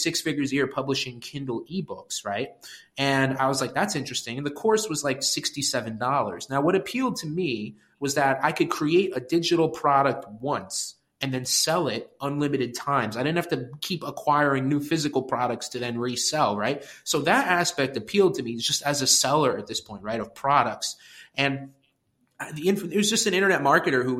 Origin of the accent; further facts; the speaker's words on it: Westchester, New York, United States; also born or lived in Connecticut; now in New York City, United States; I grew up in Westchester, New York, which is a suburb just north of New York City